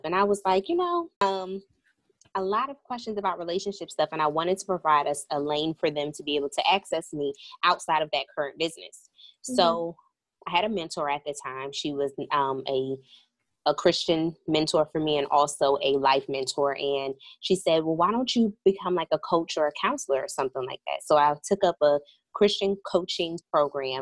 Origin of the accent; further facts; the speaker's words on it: Hillside, New Jersey, United States; moved away as an adult; also born or lived in North Carolina; I'm originally from New Jersey.